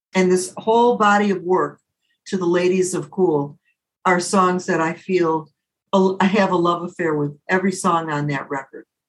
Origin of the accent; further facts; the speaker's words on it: Detroit, Michigan, United States; also born or lived in Southfield, Michigan / Birmingham, Michigan / Ferndale, Michigan; I was born and raised in the city of Detroit, and I grew up in Southfield, Michigan.